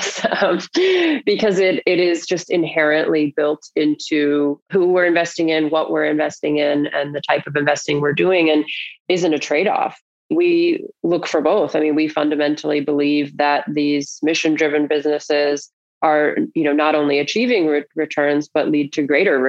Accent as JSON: {"language": "English", "region": "North Carolina", "country": "United States", "tie": "born or raised there", "said": "I grew up in North Carolina"}